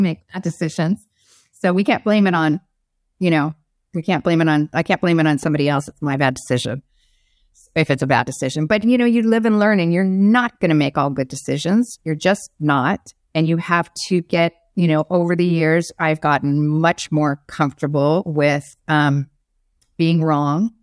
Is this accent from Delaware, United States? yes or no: no; Arizona, United States; moved away as an adult; I was from Arizona